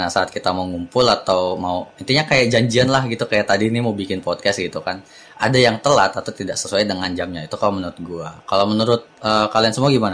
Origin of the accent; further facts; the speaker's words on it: Indonesia; Gue sebagai warga Indonesia yang baik dan benar yang suka rajin, kayaknya enggak dah.